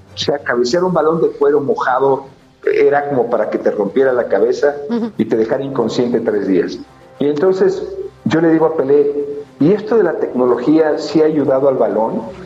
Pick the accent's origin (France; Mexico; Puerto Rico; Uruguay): Mexico; Teoloyucan, State of Mexico; yo soy de Teoloyucan